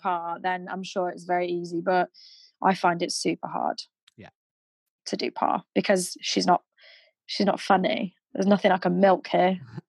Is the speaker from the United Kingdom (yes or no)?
yes; Manchester, North West England, United Kingdom; accent: northern; now in London, United Kingdom; Because I am northern, but you can't, like, I'm from Manchester, which is in the north of England, if you don't know.